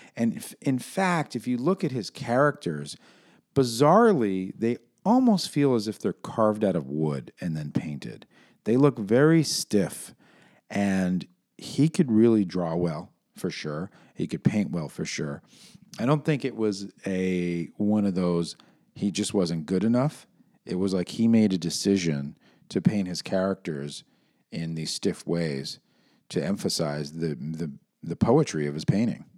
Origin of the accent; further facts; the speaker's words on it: New York City, New York, United States; Growing up in New York City